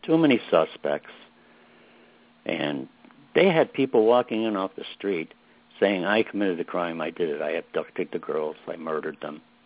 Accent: Chicago, Illinois, United States; I was raised in Brighton Park

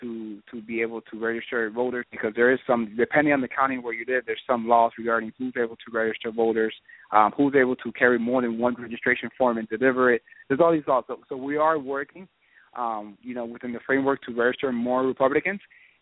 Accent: Puerto Rico; born there; I was born in Puerto Rico. I go there all the time.

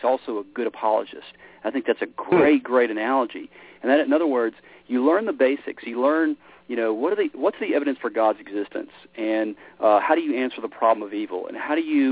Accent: Memphis, Tennessee, United States; I grew up in Memphis, Tennessee. It's kind of where, my roots.

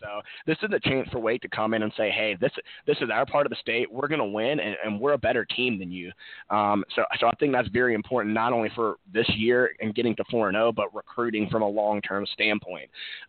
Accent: Winston-Salem, North Carolina, United States; Growing up in Winston-Salem, there were a lot of friends from high school, middle school that wound up going to App State.

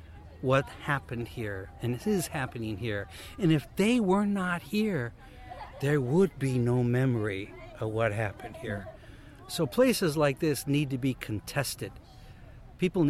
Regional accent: United States; I, being an American from the empire

